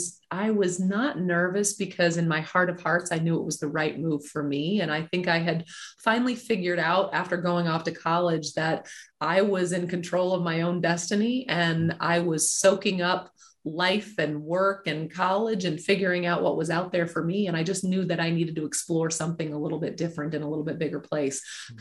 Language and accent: English; Mobile, Alabama, United States; also born or lived in Nebraska; Well, I am not originally from Nebraska. Okay. I'm originally from Mobile, Alabama, but my family and I moved around a lot. But we lived in Nebraska for about 17 years.